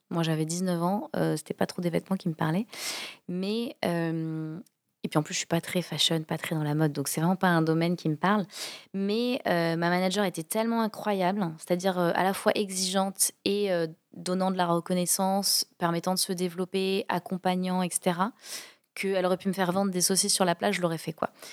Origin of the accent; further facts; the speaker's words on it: Toulouse, Occitania, France; moved away as an adult; also born or lived in Rouen / England; j'ai grandi à Toulouse, euh, du coup j'étais au collège Michelet, qui est un, collège du centre-ville de Toulouse